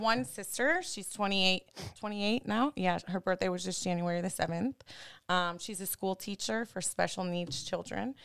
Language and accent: English; Cleveland, Ohio, United States; moved away; also born or lived in Miami; I was born and raised in Cleveland, Ohio